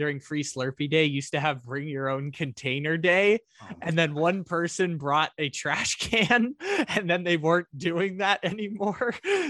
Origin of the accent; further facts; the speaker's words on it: San Diego, California, United States; I grew up in San Diego, man. The street corners are paved with taco shops.